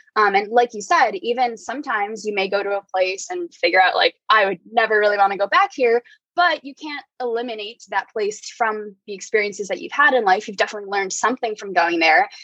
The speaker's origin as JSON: {"language": "English", "region": "New Jersey", "country": "United States", "tie": "born or raised there", "also_born_or_lived": "New York City", "moved": "as an adult", "lives_now": "San Francisco, United States", "said": "I'm currently in San Francisco, but I'm born and raised in New Jersey, spent most of my past few years in New York City"}